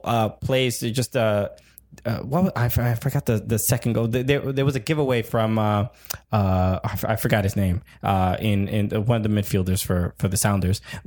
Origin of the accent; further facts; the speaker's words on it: United States; we're not used to as American